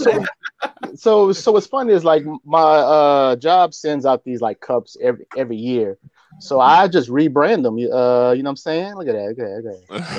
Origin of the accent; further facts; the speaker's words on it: Deep South, United States; I'm born and raised on the South. I mean, the deep South.